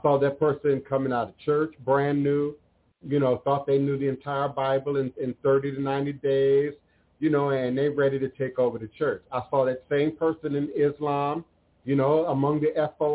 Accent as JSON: {"language": "English", "town": "New York City", "region": "New York", "country": "United States", "tie": "born or raised there", "said": "as a suicidal teenager on the 33rd floor of my building, Fifth Avenue, 110th Street in New York City"}